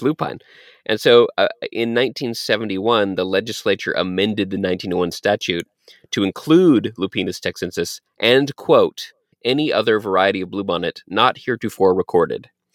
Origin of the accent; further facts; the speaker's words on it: Texas, United States; I was born in Texas